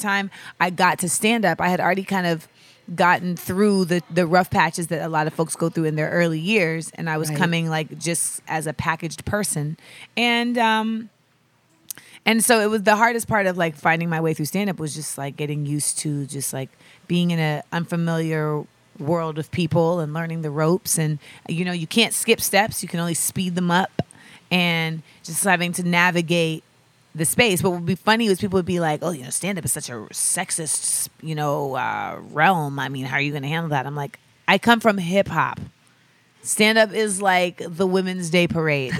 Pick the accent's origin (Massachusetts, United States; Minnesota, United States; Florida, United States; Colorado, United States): Florida, United States; Orlando; moved away as an adult; also born or lived in Los Angeles, California / New York / Grenada; Then I moved to Orlando and I lived there till I was 18